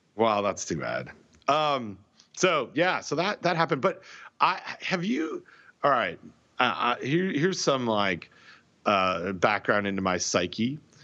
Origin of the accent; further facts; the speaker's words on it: Canada; I'm Canadian